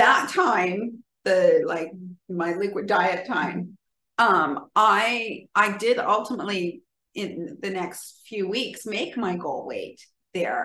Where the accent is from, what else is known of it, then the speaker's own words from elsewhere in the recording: California, United States; I'm from California and evidently that's how we say writer.